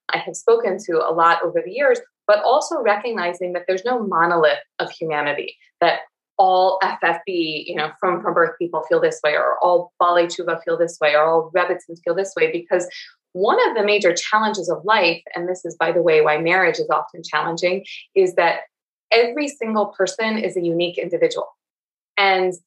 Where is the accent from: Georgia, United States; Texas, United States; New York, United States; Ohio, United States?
Georgia, United States; Marietta; I grew up in deep in the Bible Belt in Georgia, not even in Atlanta, in Marietta, Georgia, and I'll never stop saying y'all